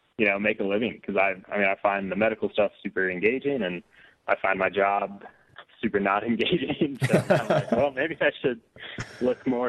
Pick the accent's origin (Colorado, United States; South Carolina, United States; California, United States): Colorado, United States; I grew up in Colorado and have lived here pretty much all my life.